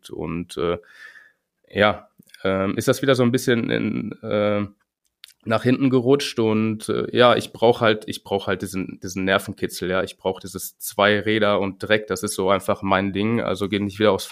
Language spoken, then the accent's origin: German; Winterberg, North Rhine-Westphalia, Germany; Ich komme aus Winterberg.